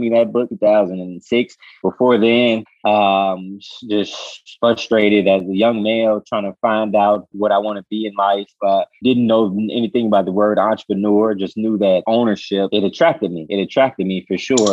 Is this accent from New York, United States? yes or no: no; Chicago, Illinois, United States; I'm from the west side originally. I was born and raised, but I went to school up north in Von Steuben High